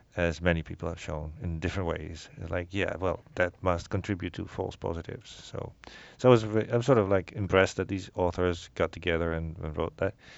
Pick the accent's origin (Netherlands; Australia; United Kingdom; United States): Netherlands; moved away; I grew up in the Netherlands